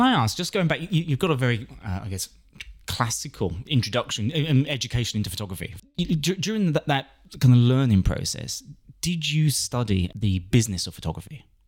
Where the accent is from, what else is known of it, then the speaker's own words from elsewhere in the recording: London, United Kingdom; moved away; We're in the Big Smoke, my hometown.